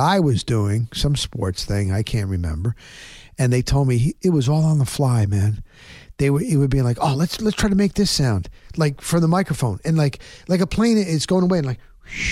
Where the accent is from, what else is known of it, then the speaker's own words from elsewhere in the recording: New Jersey, United States; I grew up in New Jersey